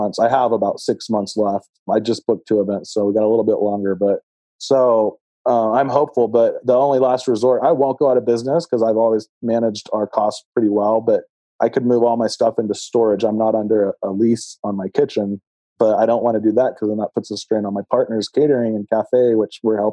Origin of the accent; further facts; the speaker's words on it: Texas, United States; also born or lived in Los Angeles, California; now in Colorado, United States; I'm from Texas originally.